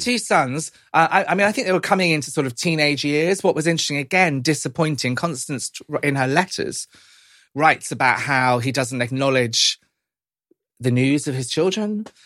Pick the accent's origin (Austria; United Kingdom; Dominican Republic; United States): United Kingdom; my, my parents were Irish immigrants to this country. Um, growing up kind of in the seventies and eighties, being Irish wasn't always easy